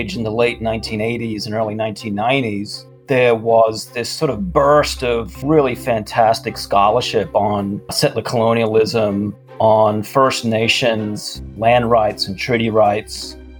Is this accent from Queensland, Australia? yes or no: no; Sydney, New South Wales, Australia; moved away as an adult; now in Richmond, United States; I grew up in Sydney, Australia, so, you know, big, loud, kind of brash city.